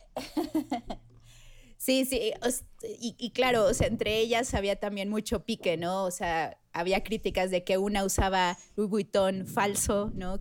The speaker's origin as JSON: {"language": "Spanish", "region": "Mexico City", "country": "Mexico", "also_born_or_lived": "Puebla", "said": "No soy poblana, soy chilanga"}